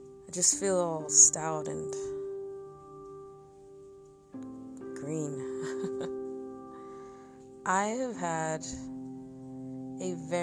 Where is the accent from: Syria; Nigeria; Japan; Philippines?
Nigeria; I am Nigerian, and I've always been proud of my country